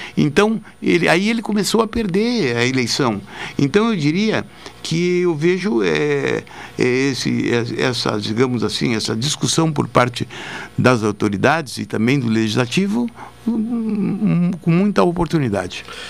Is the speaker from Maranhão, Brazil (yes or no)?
no; Jaguarão, Rio Grande do Sul, Brazil; now in Pelotas, Brazil; quando eu era guri em Jaguarão